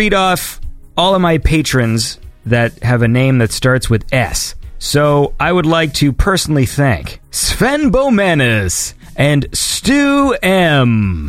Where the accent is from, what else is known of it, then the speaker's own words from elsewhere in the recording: Wales, United Kingdom; We aren't from England. We are from Wales.